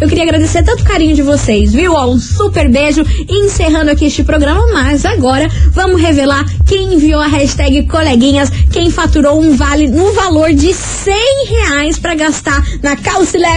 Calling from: Fazenda Rio Grande, Paraná, Brazil

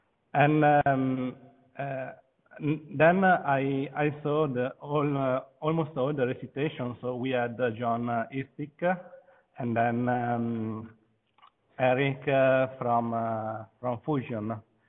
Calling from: Venice, Veneto, Italy; I'm video conferencing from Venice.

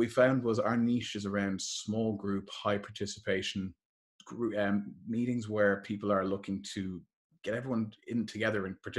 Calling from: Dublin, Leinster, Ireland; So I'm calling here from Dublin today

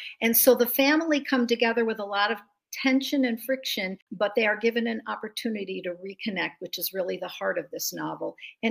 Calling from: Simi Valley, California, United States; I'm in Simi Valley, California, which is in the northwest corner just outside of Los Angeles, but it's right near this beautiful rural area with farms and horses.

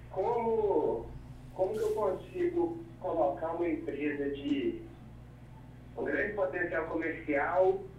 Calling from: Carmópolis de Minas, Minas Gerais, Brazil; eu falo de Carmópolis de, de Minas.

